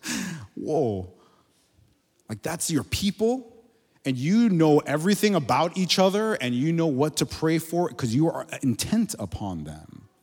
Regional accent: Miami, Florida, United States; moved away as an adult; we're from there originally. I grew up in Miami

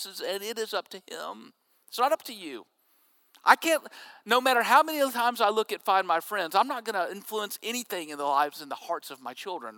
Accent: Jackson, Mississippi, United States; I was growing up in Jackson, Mississippi

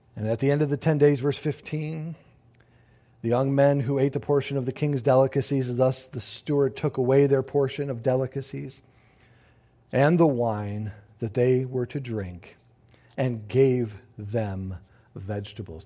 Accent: United States; I look at myself as an American citizen

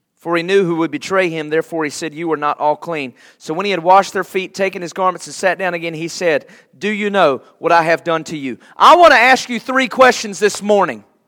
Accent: United States; Before I am an American, I am a Christian

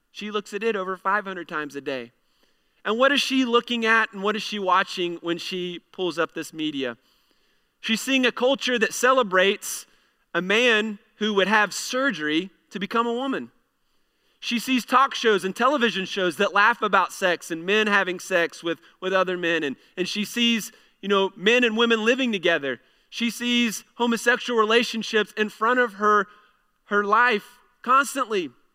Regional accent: United States; we have the ability as American citizens to be able to vote

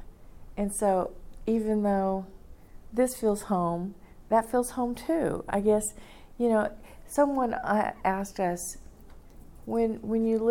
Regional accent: Fort Worth, Texas, United States; moved away; I grew up in Fort Worth

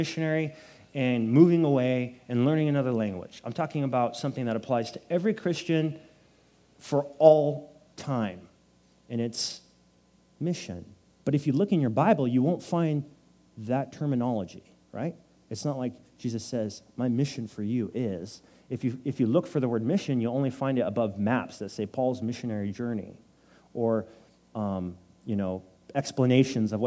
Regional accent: Nipomo, California, United States; now in San Luis Obispo, United States; I'm from Napomo, right? It's 30 minutes south of here. It's a small town. When I was growing up, there were 6,000 people there with one stoplight

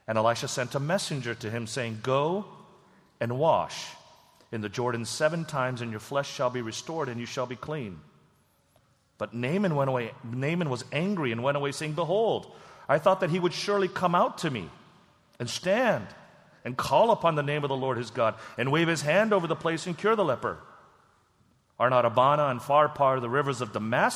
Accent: South Korea; moved away; my home country, Korea

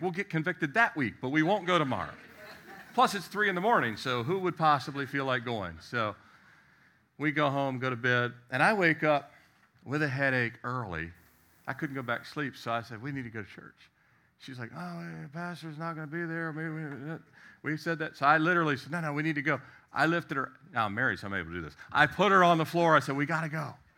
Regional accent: Annapolis, Maryland, United States; moved away; also born or lived in Richmond, Virginia / Miami, Florida; I was born in Annapolis, Maryland.

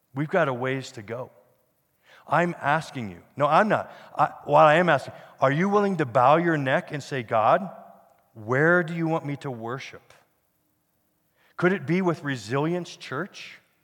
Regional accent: Pennsylvania, United States; now in Denver, United States; I grew up in Pennsylvania

